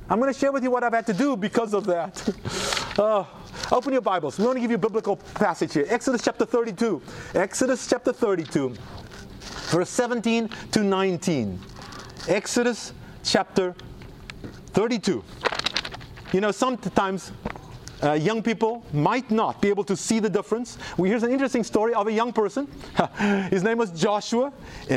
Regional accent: South Africa; now in United States; it's my home country

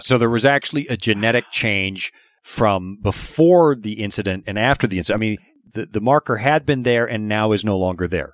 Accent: Canada; now in United States; I'm originally from Canada

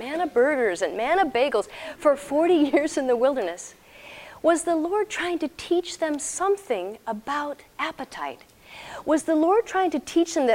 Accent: Texas, United States; I'm from Texas.

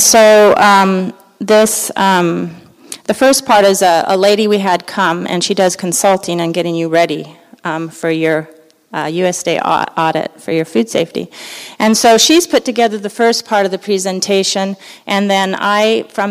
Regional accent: Los Angeles, California, United States; moved away; I grew up in Los Angeles, and you know, you kind of get acclimated to where you grow up.

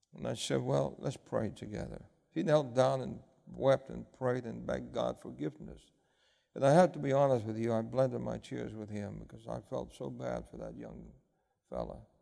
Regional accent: New York City, New York, United States; I grew up in New York City.

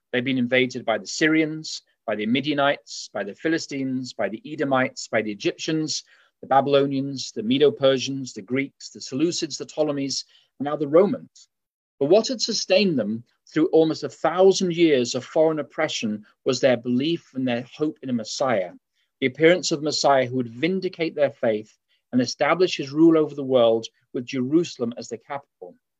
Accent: England, United Kingdom; now in Berrien Springs, United States; as you can tell from my accent, uh, although I live in Berrien Springs, I was raised in England.

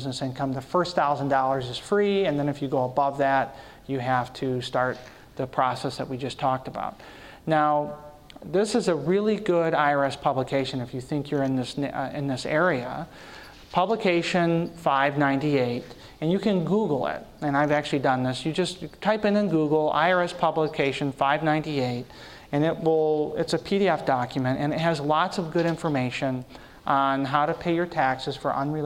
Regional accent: Michigan, United States; I'm from Michigan

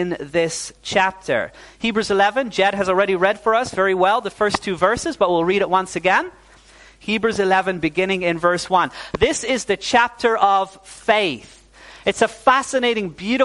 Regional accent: Netherlands; also born or lived in New Zealand; My parents are Dutch. But when I was 9 years old, we moved back to the Netherlands.

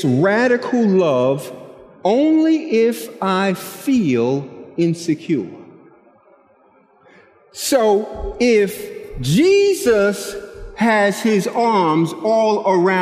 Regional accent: New York City, New York, United States; I'm from Brooklyn

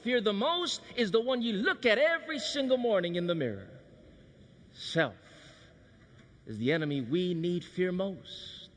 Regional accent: Hawaii, United States; Growing up in Hawaii, I had a disadvantage

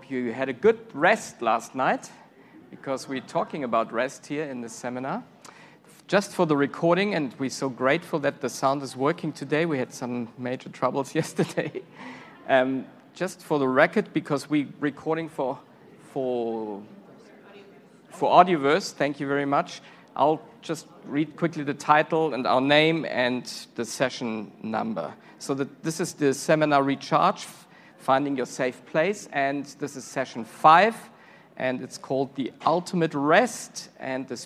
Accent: Germany; English is a second language; now in Silver Spring, Maryland, United States; I'm from Germany originally.

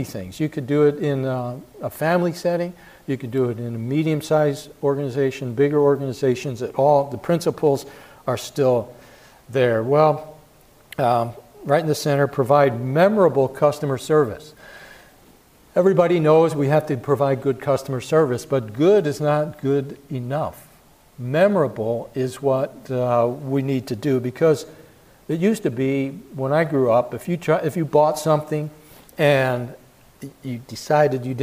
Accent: Philadelphia, Pennsylvania, United States; I grew up in Philadelphia

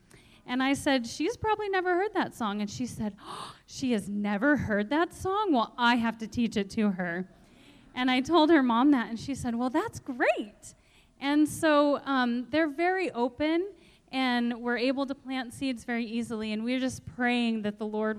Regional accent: Hermosa, South Dakota, United States; I'm from Hermosa, South Dakota. My husband and I own and operate a small market garden there.

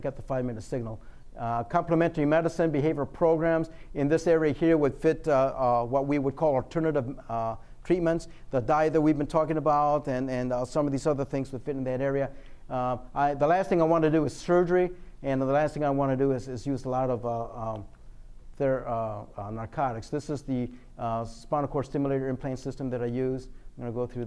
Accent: Michigan, United States; I'm from Michigan

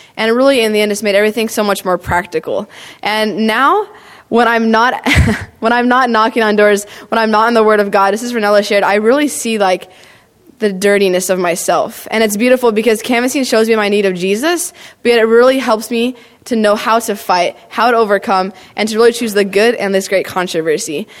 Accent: Clovis, California, United States; I grew up in Clovis, Fresno, Central California

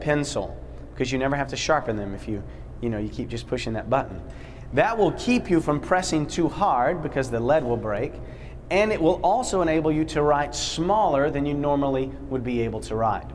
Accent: Poughkeepsie, New York, United States; I'm from Poughkeepsie, New York

